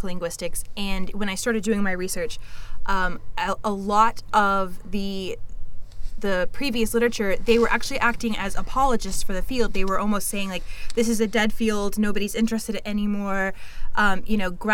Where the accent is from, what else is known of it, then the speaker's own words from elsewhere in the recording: Oklahoma, United States; moved away as an adult; also born or lived in Missouri; now in Alabama, United States; I'm originally from Oklahoma, and I was raised by a Spanish and English teacher